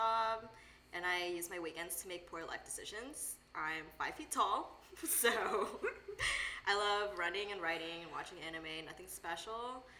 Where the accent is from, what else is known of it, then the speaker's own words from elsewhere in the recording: Houston, Texas, United States; moved away as an adult; now in Los Angeles, United States; I'm 23, I'm Filipina, and I'm from Houston, Texas, and I just moved here to LA last August in 2018.